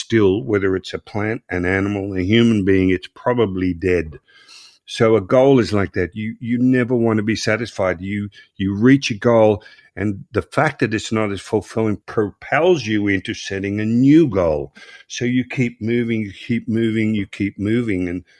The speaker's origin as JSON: {"language": "English", "town": "Croydon", "region": "London", "country": "United Kingdom", "tie": "born or raised there", "said": "I grew up in Croydon. I start learning karate and the Croydon Karate Championships. And I say, oh, man, I'm going to compete in this Croydon karate."}